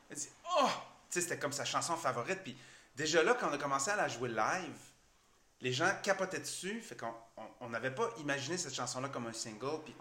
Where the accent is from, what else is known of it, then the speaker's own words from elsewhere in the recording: Chicoutimi, Quebec, Canada; also born or lived in Chibougamau; Oui, je suis né à Chibougamau. J'ai grandi à Chicoutimi, je viens de Chibougamau.